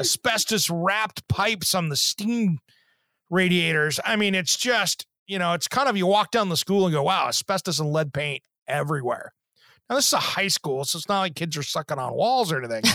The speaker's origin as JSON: {"language": "English", "town": "Kennewick", "region": "Washington", "country": "United States", "tie": "born or raised there", "moved": "yes", "said": "where I grew up in Eastern Washington, the Tri Cities, you know, Kennewick School District"}